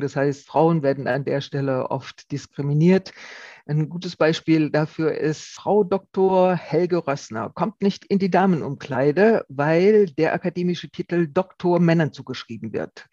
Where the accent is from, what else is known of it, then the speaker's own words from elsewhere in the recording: Rhineland-Palatinate, Germany; Ich komme ja aus der Pfalz, wo es äh, viele Wingert gibt